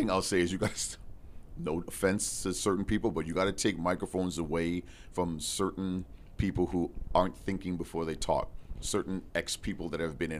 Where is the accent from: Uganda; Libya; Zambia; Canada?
Canada; Toronto, Ontario; I grew up in Toronto. I was born in Mount Sinai Hospital, downtown Toronto